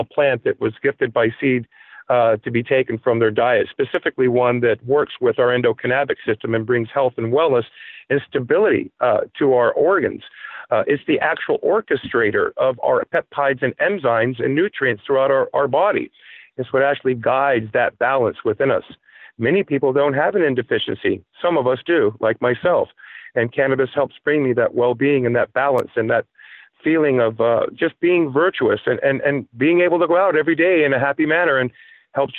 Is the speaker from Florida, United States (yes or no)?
yes; Palm Beach, Florida, United States; moved away as an adult; now in New Hampshire, United States; I was born and raised in Palm Beach, Florida. I spent the better part of 30 years in South Florida, and I moved to New Hampshire